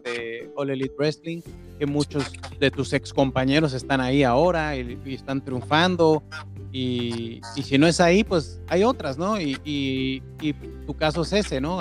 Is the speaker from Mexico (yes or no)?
yes; Mexico; como mexicano